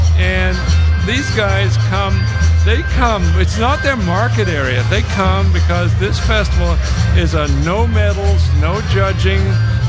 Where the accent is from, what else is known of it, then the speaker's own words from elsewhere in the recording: England, United Kingdom; accent: strange Canadian accent; also born or lived in New Brunswick, Canada; now in Canada; I was born in England.